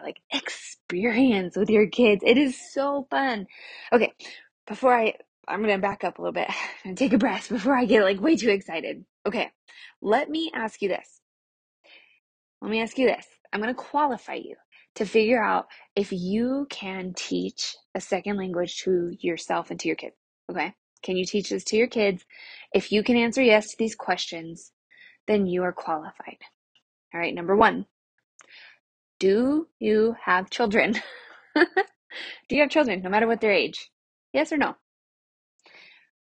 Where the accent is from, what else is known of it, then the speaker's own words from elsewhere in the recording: New Mexico, United States; moved away as an adult; now in El Paso, United States; I grew up in New Mexico